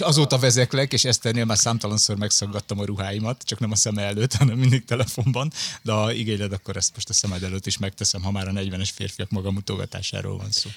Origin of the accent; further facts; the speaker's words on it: Budapest, Hungary; Én Budafokon nőttem fel